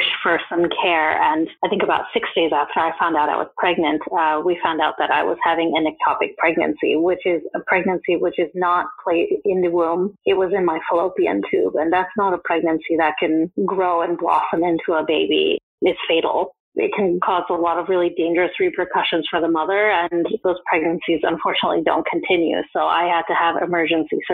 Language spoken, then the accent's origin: English; United States; moved away as an adult; now in United Kingdom; I'm not from the UK, I'm from the States